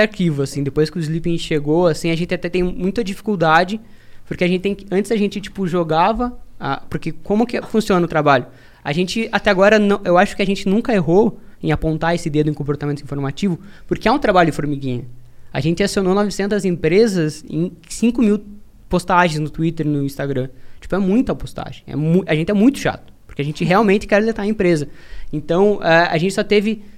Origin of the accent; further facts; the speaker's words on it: interior of Paraná, Brazil; sou do interior do Paraná.